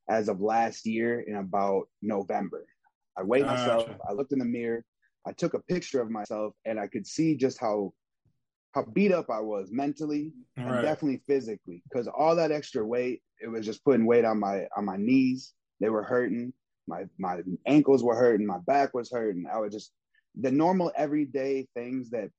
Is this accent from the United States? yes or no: yes; Beloit, Wisconsin, United States; I'm from Beloit, Wisconsin, a small town. A lot of stuff goes on there, though. I had a lot of violence when I was a kid that happened.